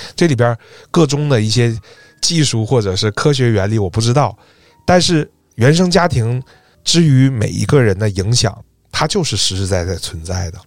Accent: Northeast China, China; accent: Northeastern Mandarin; 用我们东北话说是闹淫呐

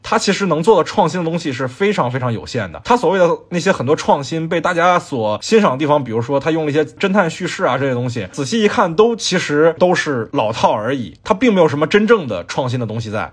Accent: China; 我们中国观众

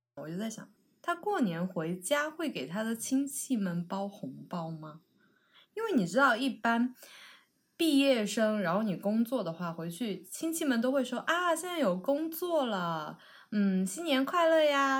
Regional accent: Sichuan, China; now in Beijing, China; 我是四川人嘛，所以我以前小时候老听我妈讲

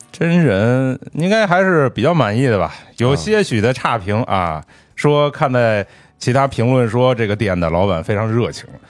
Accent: Beijing, China; 虽然我是一个北京人

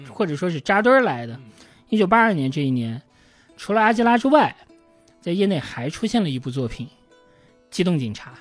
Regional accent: China; also born or lived in Beijing; 我们中国人是能够理解这种是的，感受的

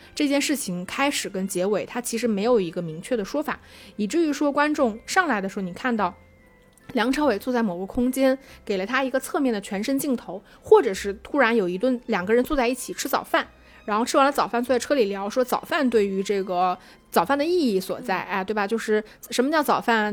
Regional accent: China; 我们中国人

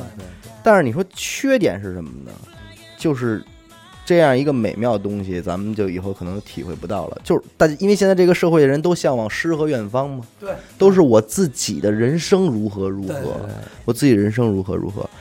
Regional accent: Beijing, China; 我从小也没离开过家，因为咱生在北京

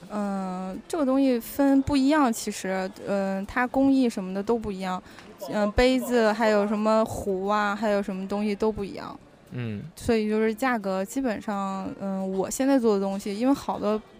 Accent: northern China, China; 我是个北方人

